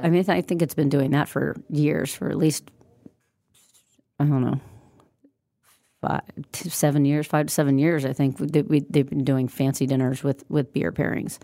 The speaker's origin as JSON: {"language": "English", "region": "Midwest", "country": "United States", "said": "We're both from the Midwest."}